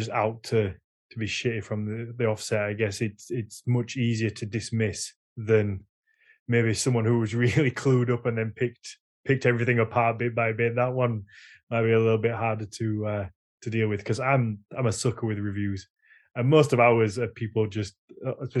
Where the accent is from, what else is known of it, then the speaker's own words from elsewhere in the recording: Yorkshire and the Humber, United Kingdom; accent: Yorkshire; My Yorkshire accent would just come out within seconds